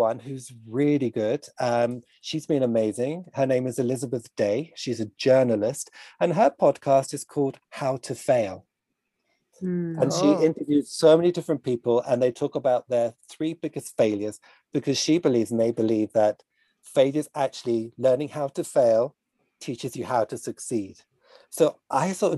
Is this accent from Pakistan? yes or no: no; United Kingdom; I'm British